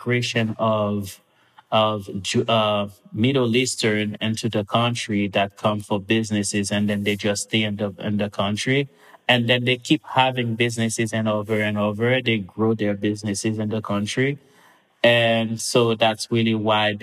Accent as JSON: {"language": "English", "town": "Mont-Louis", "country": "Haiti", "tie": "born or raised there", "also_born_or_lived": "Port-au-Prince, Haiti", "moved": "as an adult", "lives_now": "United States", "said": "I grew up back in Mont-Louis, which is a coastal town, about a little bit over an hour north of Port-au-Prince"}